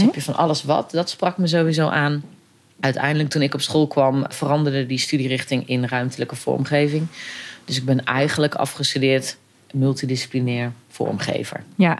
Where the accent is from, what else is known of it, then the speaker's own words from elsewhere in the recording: Eerbeek, Gelderland, Netherlands; now in Arnhem, Netherlands; Ik ben opgegroeid inderdaad in, eh, in een eh, dorp, eh, maar wel een kleurrijk dorp